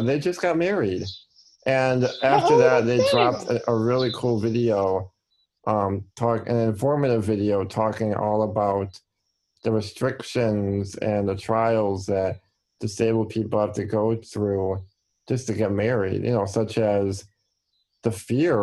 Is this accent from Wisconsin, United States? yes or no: yes; Milwaukee, Wisconsin, United States; I'm from the Milwaukee area in Wisconsin